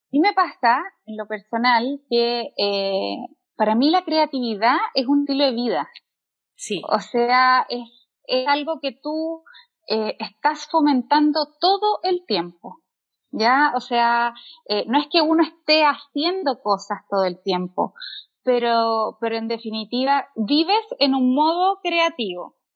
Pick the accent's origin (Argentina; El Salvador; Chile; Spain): Chile; Santiago, Santiago Metropolitan Region; also born or lived in Mexico; now in Santiago, Chile; soy artista plástica y viví nueve años en México. Ahora estoy de regreso en mi tierra, acá en Santiago de Chile.